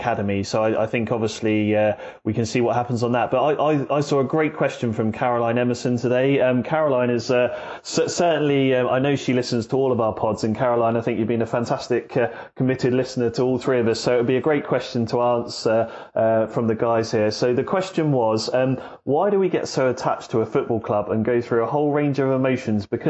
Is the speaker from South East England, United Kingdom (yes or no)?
yes; Southampton, South East England, United Kingdom; it's my hometown. It's the name that is on my passport. I will always be a Southampton lad